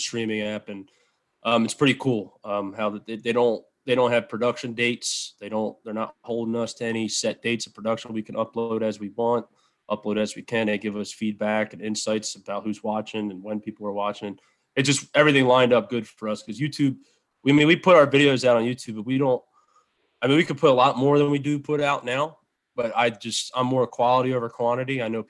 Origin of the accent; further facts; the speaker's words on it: Philadelphia, Pennsylvania, United States; I'm originally from Philly, so I used to go to Lancaster Archery Supply all the time.